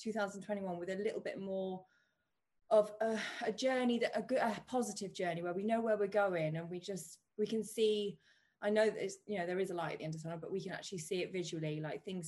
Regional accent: United Kingdom; we're British

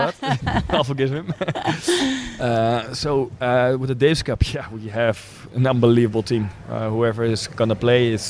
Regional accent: Netherlands; English is a second language; I born and raised in Holland, but my mom, of course, is Russian.

